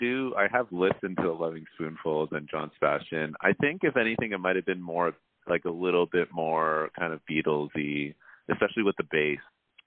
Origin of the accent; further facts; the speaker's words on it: Canada; also born or lived in Hong Kong; I'm a Chinese-Canadian singer-songwriter. I was born in Hong Kong, and I grew up here in Canada, which is where I'm at right now.